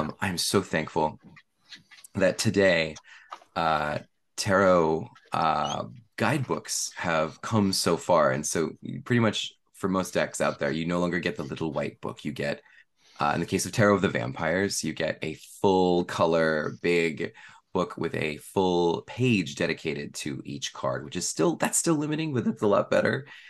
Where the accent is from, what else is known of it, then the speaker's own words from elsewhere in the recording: East Bay, San Francisco Bay Area, California, United States; also born or lived in San Jose; I've lived in the Bay Area my whole life, uh, the East Bay